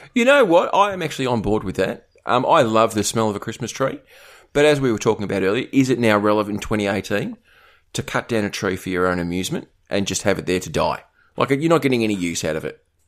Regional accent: Australia; being Australian

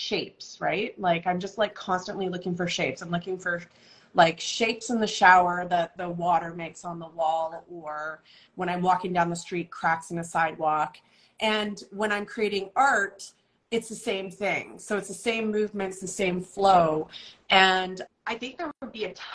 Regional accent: Vancouver, British Columbia, Canada; I grew up in Vancouver. I'm born and raised and stayed, which I think is unusual.

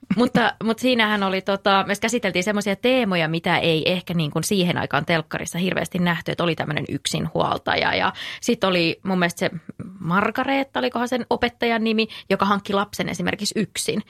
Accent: North Karelia, Finland; mä oon kotoisin Pohjois-Karjalasta

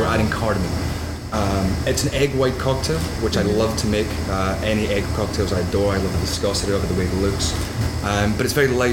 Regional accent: Scotland, United Kingdom; now in New York, United States; I am a Scotsman, true and true.

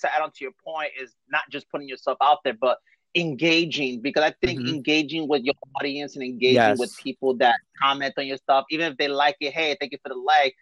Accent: New York City, New York, United States; now in Bayonne, United States; I'm originally from Brooklyn, New York, and I live in Bayonne, New Jersey

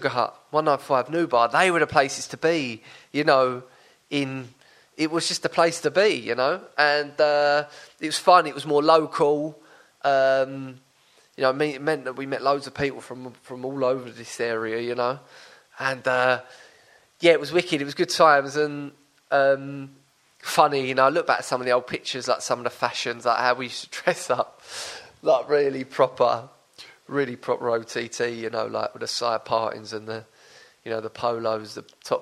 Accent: Brentwood, East of England, United Kingdom; I'm from Brentwood

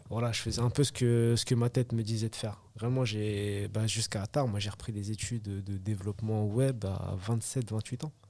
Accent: Évry, Île-de-France, France; je suis originaire d'Evry

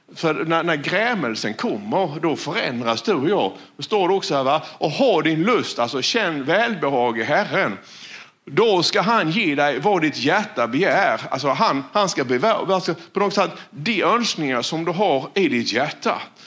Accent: Sweden; jag växte ju upp här. Ja, det vet ni om. Jag är ju från Valjeva

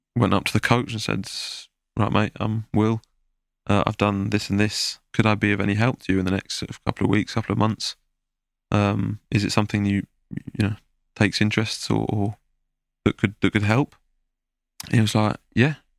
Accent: Belgium; moved away as an adult; also born or lived in Preston, England; now in France; I'm half English, half Belgian, but I was always raised in a Belgian, you know, environment

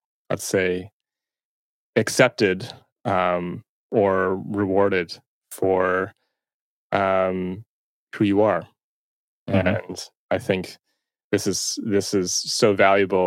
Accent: Toronto, Ontario, Canada; So I'm from Toronto. And I still reside here.

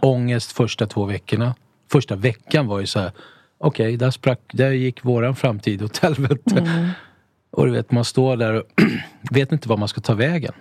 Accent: Stockholm, Stockholm County, Sweden; also born or lived in Italy / Mallorca; vi är ju uppvuxna i Tensta.

